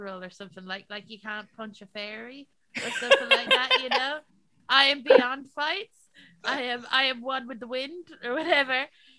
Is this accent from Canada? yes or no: no; Ireland; accent: very Irish; also born or lived in England; I used to sound like a little Danny Dyer. I was born in England and I moved to Ireland. And that quickly got bullied out of me very hard, and I went very Irish.